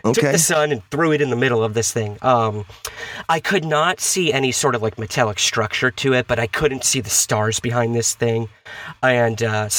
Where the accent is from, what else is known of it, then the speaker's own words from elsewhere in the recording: Syracuse, New York, United States; now in New York City, United States; I'm originally from Syracuse, New York, in the upstate area